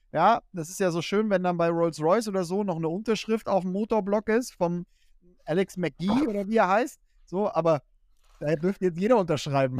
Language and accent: German; Kassel, Hesse, Germany; moved away; ich komme aus Kassel, äh, nebendran ist ein Volkswagenwerk, äh, wo die Hälfte meiner alten Freunde arbeitet.